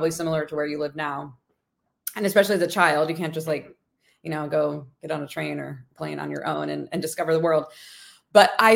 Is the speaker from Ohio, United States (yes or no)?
yes; Ohio, United States; now in Brooklyn, United States; I'm from Ohio. So I'm from a suburb in Ohio, which is, it was very homogenous.